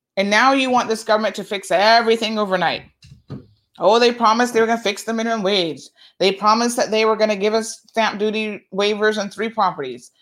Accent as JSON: {"language": "English", "town": "Tampa", "region": "Florida", "country": "United States", "tie": "born or raised there", "said": "my aunt that I grew up with in Tampa"}